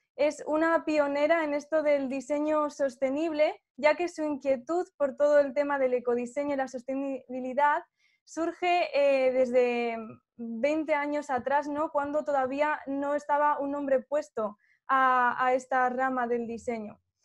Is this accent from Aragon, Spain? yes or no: yes; Zaragoza, Aragon, Spain; also born or lived in Daroca; yo soy de Zaragoza